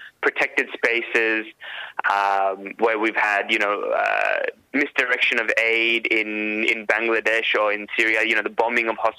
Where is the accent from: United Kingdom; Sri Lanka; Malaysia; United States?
Sri Lanka; now in Sydney, Australia; I'm a Tamil. I'm from Sri Lanka, and I really witnessed the horrors that, you know, my people went through